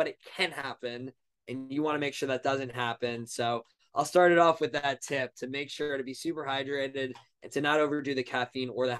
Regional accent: Long Island, New York, United States; also born or lived in Ohio; now in New York City, United States; I'm originally from Long Island, New York, 25 years old, currently now living in New York City

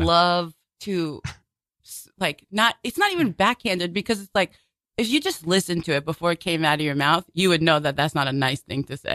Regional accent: New York City, New York, United States; I grew up in Bay Ridge

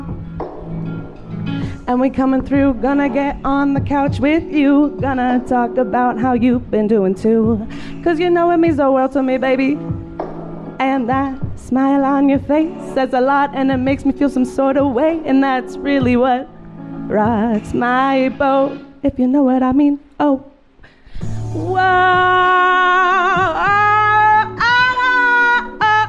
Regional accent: Three Rivers, California, United States; now in Oceanside, United States; Three Rivers, my hometown

